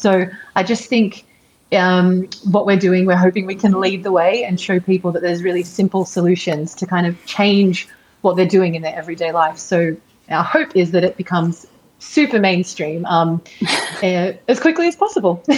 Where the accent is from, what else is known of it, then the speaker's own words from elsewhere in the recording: Sydney, New South Wales, Australia; moved away; I am in Sydney at the moment, which is my hometown